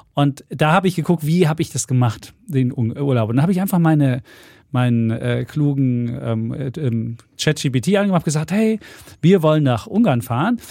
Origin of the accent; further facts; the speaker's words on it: East Germany, Germany; wir Ossis waren